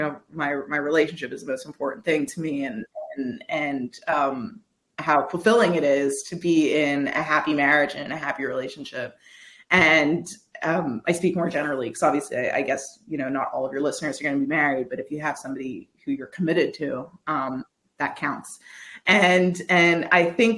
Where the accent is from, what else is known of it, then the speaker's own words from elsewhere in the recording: Quebec, Canada; I'm from Quebec